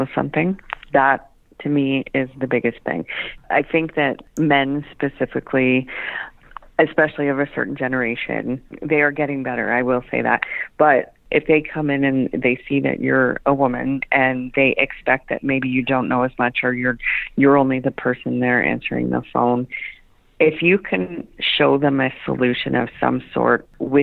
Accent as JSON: {"language": "English", "town": "Nobleton", "region": "Ontario", "country": "Canada", "tie": "born or raised there", "said": "Being my hometown, I was moving back to Nobleton anyway"}